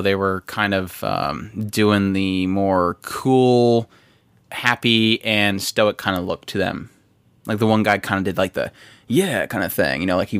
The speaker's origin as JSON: {"language": "English", "country": "United States", "said": "As an American"}